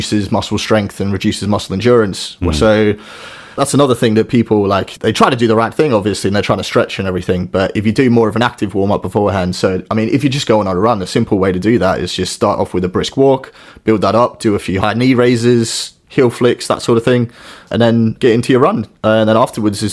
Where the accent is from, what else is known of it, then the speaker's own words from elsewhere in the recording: Australia; moved away as an adult; I grew up in Australia originally, moved over here about 10 years ago now